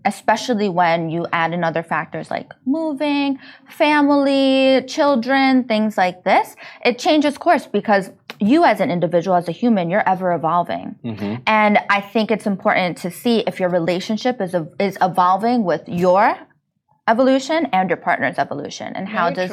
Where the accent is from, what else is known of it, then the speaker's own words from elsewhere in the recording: New York, United States; now in Dubai, United Arab Emirates; I'm from New York